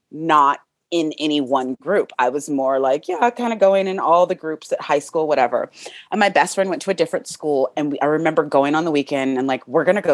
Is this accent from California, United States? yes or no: yes; California, United States; growing up in California